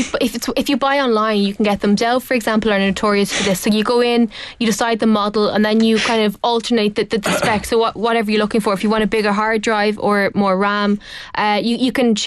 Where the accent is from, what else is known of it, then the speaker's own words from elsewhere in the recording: Dublin, Leinster, Ireland; But I'm from Dublin.